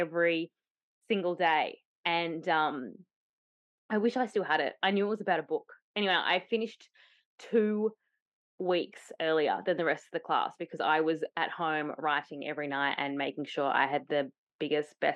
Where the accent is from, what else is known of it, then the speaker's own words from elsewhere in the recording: Tasmania, Australia; moved away; also born or lived in Byron Bay; I grew up in Tasmania, but I'd moved and lived in Byron Bay for a little bit